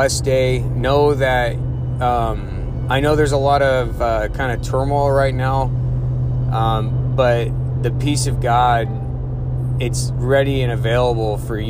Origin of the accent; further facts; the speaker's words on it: United States; I was born in the United States